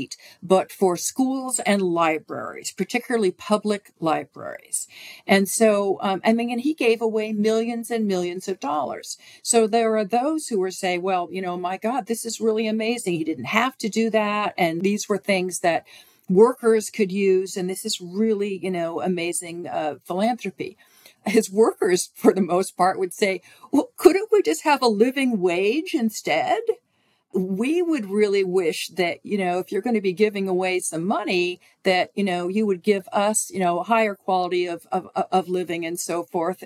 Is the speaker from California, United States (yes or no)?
yes; California, United States; my home state of California